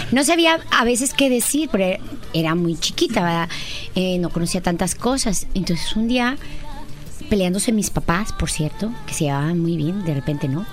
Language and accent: Spanish; northern Mexico, Mexico; soy de norteña